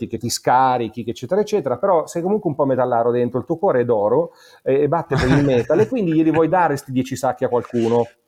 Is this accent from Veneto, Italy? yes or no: no; Monza, Lombardy, Italy; also born or lived in Milan; Io sono nato a Milano ma cresciuto a Monza